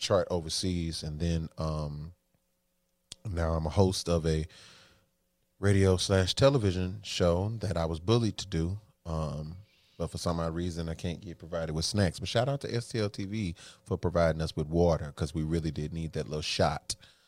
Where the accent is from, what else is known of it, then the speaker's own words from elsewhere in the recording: St. Louis, Missouri, United States; I've been born and raised in St. Louis, Missouri